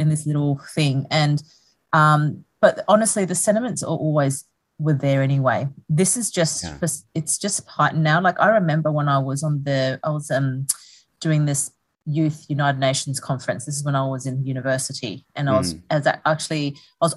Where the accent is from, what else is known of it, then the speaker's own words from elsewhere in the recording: Darwin, Northern Territory, Australia; also born or lived in Sydney; I was born in Sydney, but I grew up in Darwin, actually, on the top end, Northern Territory, when I went there when I was seven